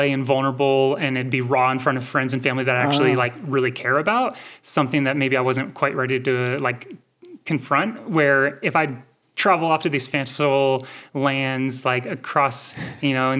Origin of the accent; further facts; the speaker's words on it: Rocklin, California, United States; also born or lived in Minnesota; now in Mammoth Lakes, United States; I grew up in Rockland, which is just minutes from Auburn.